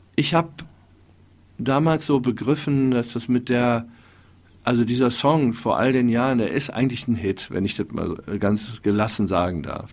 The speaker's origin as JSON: {"language": "German", "town": "Wuppertal", "region": "North Rhine-Westphalia", "country": "Germany", "tie": "born or raised there", "said": "Ja, also ich bin ja in Wuppertal ähm, aufgewachsen"}